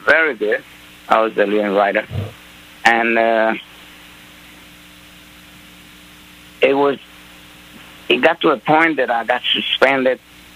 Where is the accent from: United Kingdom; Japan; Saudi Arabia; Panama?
Panama; English is a second language; moved away as an adult; now in United States; I was living right in Panama